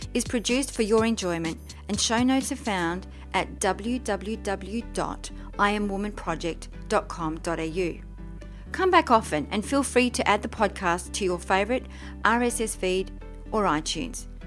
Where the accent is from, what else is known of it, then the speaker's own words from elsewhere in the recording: Briançon, Provence-Alpes-Côte d'Azur, France; I'm French myself. I was born in Briançon